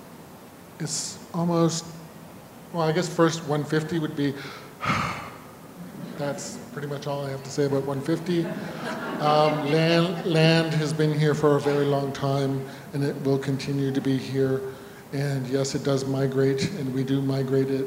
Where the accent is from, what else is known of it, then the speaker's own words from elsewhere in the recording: Northern Ontario, Canada; growing up in Northern Ontario